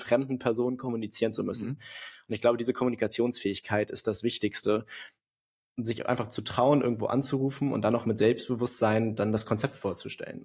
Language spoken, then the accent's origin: German; Hamburg, Germany; Ich bin 23 Jahre alt und auch so geboren und aufgewachsen in Hamburg.